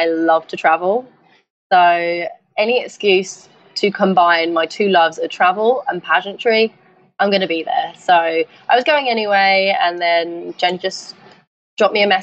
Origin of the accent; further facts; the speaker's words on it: London, United Kingdom; growing up in East London where I grew up